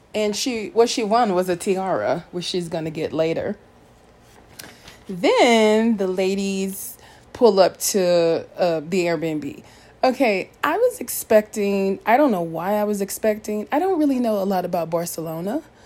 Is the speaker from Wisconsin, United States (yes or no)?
no; St. Louis, Missouri, United States; accent: country St. Louis twang; moved away; that's country St. Louis twang sneaking in. I haven't lived in St. Louis in years. That's my hometown